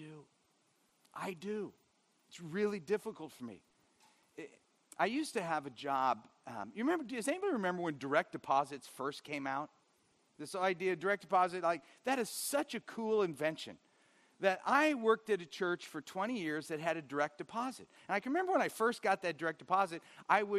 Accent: Orange County, California, United States; growing up in Orange County

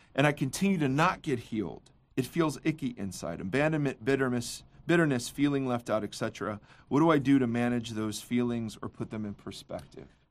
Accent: Midwest, United States; now in Orange County, United States; as a Midwesterner

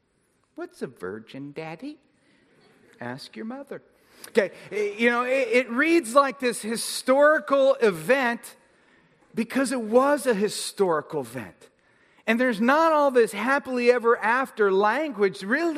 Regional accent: United Kingdom; because obviously I'm British, which is the only voice I really know how to do.

